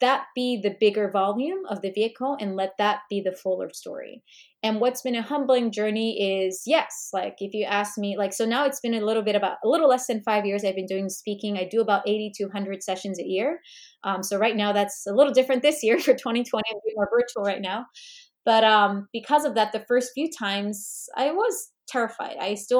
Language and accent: English; United States; But and I know I'm Korean American, so I wanted to be mindful of not just learning about Korea